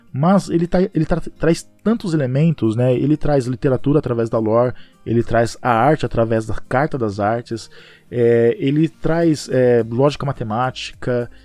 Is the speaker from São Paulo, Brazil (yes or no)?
yes; Pereira Barreto, São Paulo, Brazil; eu sou de Pereira Barreto, uma cidade do interior de São Paulo, é quase divisa com Mato Grosso do Sul. Então, ele é bem interiorzão mesmo, tem cerca de 25 mil habitantes, e eu cresci lá, nasci lá e vivi a minha vida toda.